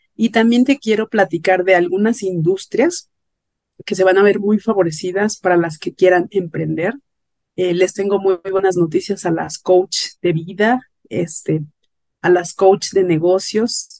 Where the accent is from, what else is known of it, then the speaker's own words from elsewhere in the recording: Mexico City, Mexico; yo soy de la Ciudad de México